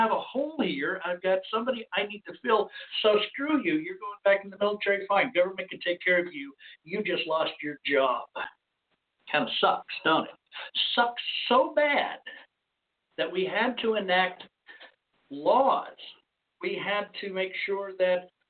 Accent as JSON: {"language": "English", "region": "Arizona", "country": "United States", "tie": "born or raised there", "moved": "yes", "said": "my hometown area, state of Arizona"}